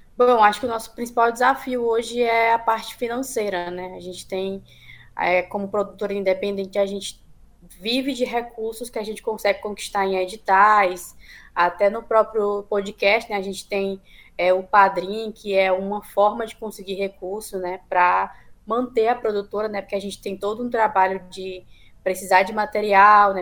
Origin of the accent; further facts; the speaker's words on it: Northeast Region, Brazil; enquanto nordestinos